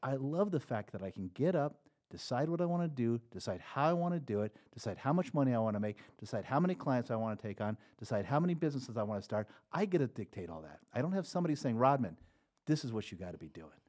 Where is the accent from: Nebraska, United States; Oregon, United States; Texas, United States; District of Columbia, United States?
Nebraska, United States; moved away; I grew up in Nebraska.